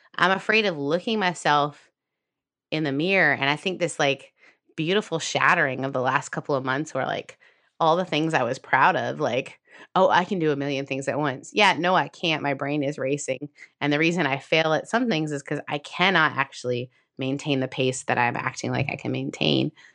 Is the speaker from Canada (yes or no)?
yes; Canada; I'm Canadian